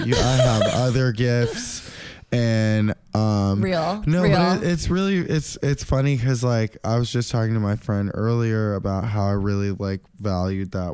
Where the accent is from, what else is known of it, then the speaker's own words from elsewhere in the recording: Santa Monica, California, United States; also born or lived in Williamsburg, Brooklyn; now in New York, United States; I'm actually from the People's Republic of Santa Monica.